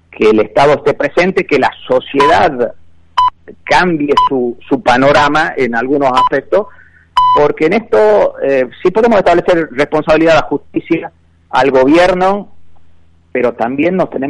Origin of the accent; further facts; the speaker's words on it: Argentina; como argentino